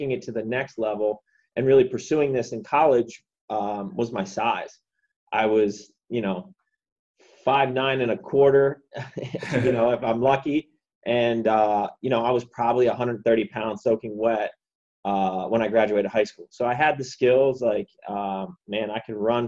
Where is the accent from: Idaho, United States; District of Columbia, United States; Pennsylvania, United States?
Pennsylvania, United States; Huntingdon Valley; moved away as an adult; also born or lived in State College, Pennsylvania; now in Washington, D.C. area, United States; I grew up outside of Philadelphia, a small town called Huntington Valley. Lived there till I was 18